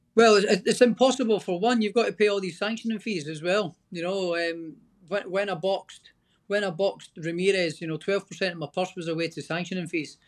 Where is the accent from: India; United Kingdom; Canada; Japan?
United Kingdom; Scotland; I'm Scottish.